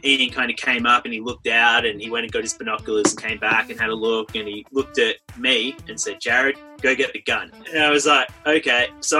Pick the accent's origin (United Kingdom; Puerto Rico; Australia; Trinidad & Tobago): Australia; Sydney, New South Wales; I've been traveling around for about 12 years. I'm from Sydney, Australia, currently living in a van, traveling around Oz, up in Queensland right now in Northern Australia.